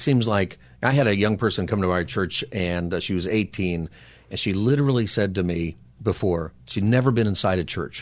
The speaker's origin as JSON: {"language": "English", "town": "Palmdale", "region": "California", "country": "United States", "tie": "born or raised there", "also_born_or_lived": "San Diego", "moved": "yes", "lives_now": "Los Angeles, United States", "said": "I grew up in Palmdale"}